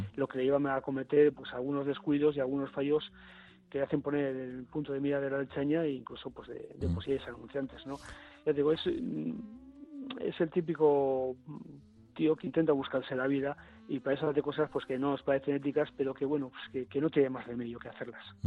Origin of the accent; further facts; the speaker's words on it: Bilbao, Basque Country, Spain; siendo bilbaíno